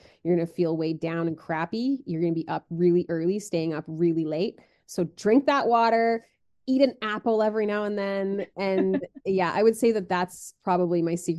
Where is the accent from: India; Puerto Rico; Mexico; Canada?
Canada; as a Canadian